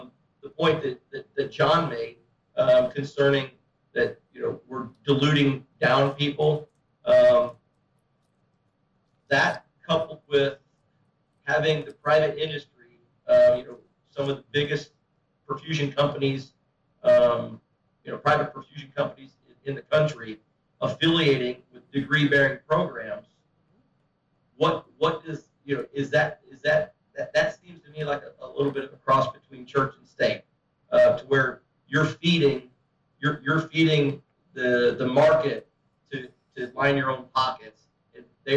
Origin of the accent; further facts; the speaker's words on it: St. Louis, Missouri, United States; moved away; I'm from St. Louis originally